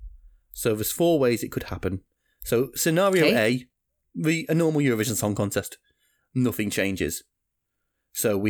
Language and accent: English; United Kingdom; my home country, the UK